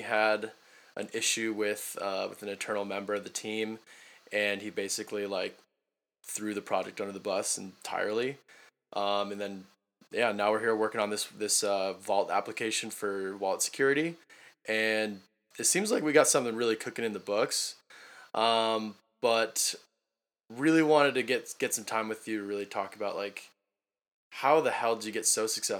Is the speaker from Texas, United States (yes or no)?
no; Bay Area, California, United States; I'm from Bay Area.